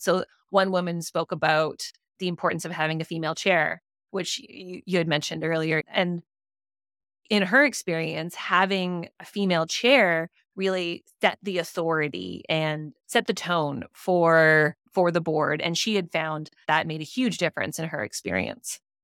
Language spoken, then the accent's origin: English; Whitehorse, Yukon, Canada; I grew up in Whitehorse, and my dad was really involved in co-management